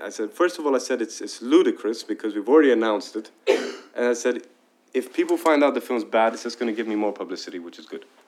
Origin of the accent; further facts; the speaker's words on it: Dubai, United Arab Emirates; I was raised in Dubai